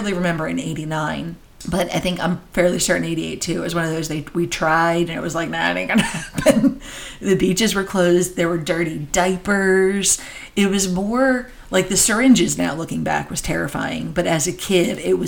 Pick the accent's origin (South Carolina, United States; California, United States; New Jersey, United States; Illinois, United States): New Jersey, United States; I grew up in New Jersey.